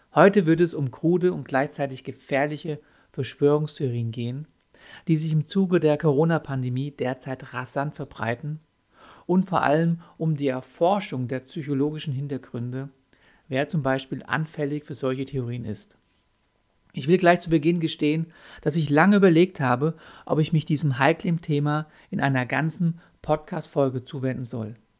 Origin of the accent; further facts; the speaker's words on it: Germany; bei uns in Deutschland